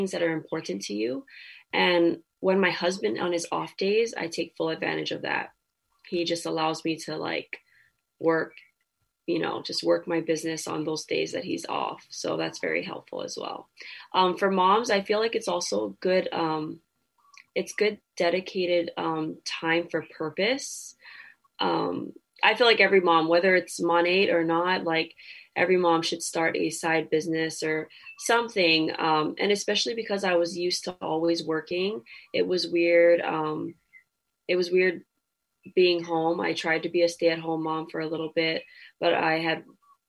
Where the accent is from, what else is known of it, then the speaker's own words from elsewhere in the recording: Hawaii, United States; I'm Polynesian, you know, I'm Hawaiian